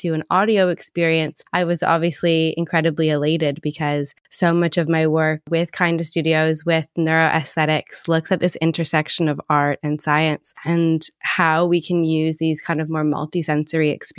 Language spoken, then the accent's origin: English; Toronto, Ontario, Canada; moved away as an adult; now in London, United Kingdom; I'm originally from Toronto and I moved to London like 9 years ago now